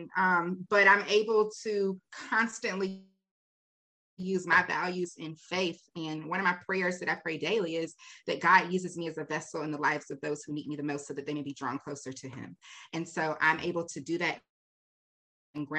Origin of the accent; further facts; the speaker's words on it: Raleigh, North Carolina, United States; I was born and raised in Raleigh